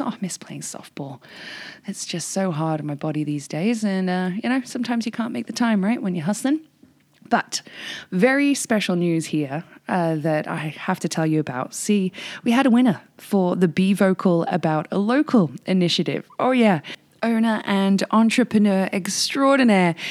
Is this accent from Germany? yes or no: no; England, United Kingdom; now in Whistler, Canada; Practically grew up on Monty Python being English.